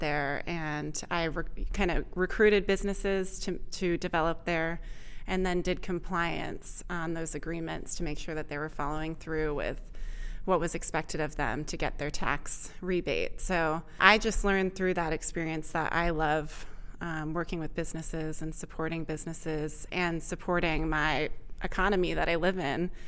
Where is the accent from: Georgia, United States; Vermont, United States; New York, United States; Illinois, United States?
Vermont, United States; moved away as an adult; also born or lived in Austin, Texas; I grew up in Vermont